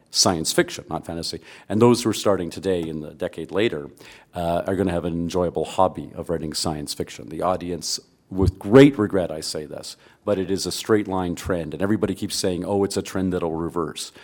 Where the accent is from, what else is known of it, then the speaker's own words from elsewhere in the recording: Canada; I'm a Canadian